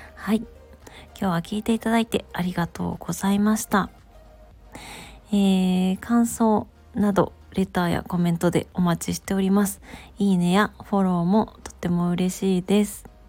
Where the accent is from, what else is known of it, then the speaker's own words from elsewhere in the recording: Gifu, Japan; moved away; also born or lived in Komono, Mie; 私は実家の岐阜県に帰省していま